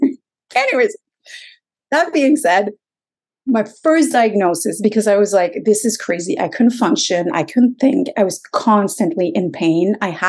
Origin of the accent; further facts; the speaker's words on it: Quebec, Canada; moved away as an adult; now in Toronto, Canada; because I was a lawyer from Quebec, we had postponed moving to Toronto.